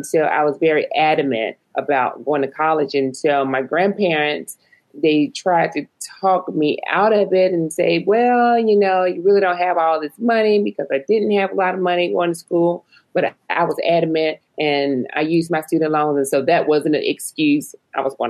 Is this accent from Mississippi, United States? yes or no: no; Montgomery, Alabama, United States; moved away; growing up in Montgomery, Alabama